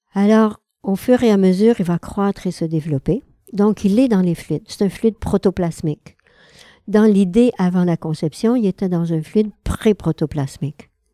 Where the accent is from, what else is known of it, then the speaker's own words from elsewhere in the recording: Quebec, Canada; Je suis québécoise